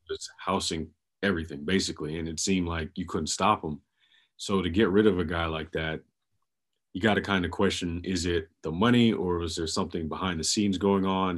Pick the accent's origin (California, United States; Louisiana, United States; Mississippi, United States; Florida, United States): Florida, United States; Jacksonville; I'm from Jacksonville